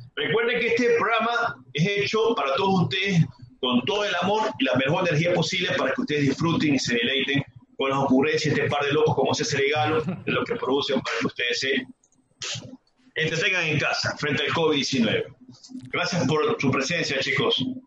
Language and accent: Spanish; Ecuador; todos los que somos ecuatorianos